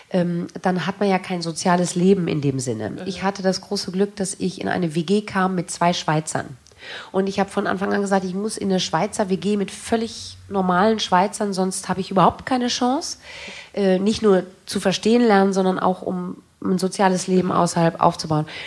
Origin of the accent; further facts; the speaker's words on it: Germany; dass ich damit aufgewachsen bin in Deutschland